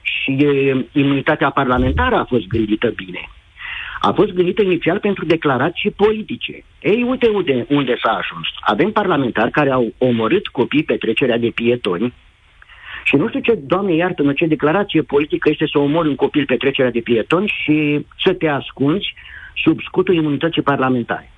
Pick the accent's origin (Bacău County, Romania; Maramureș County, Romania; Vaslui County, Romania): Bacău County, Romania; Bacău; eu sunt din Bacău